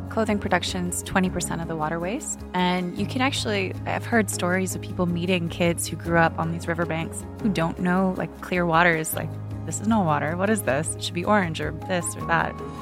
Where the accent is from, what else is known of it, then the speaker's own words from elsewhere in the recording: Canada; now in United Arab Emirates; I grew up in Canada where there's a thrift shop every second street corner